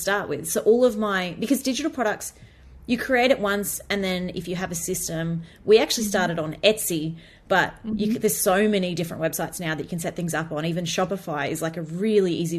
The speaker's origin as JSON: {"language": "English", "country": "Australia", "said": "as an Australian"}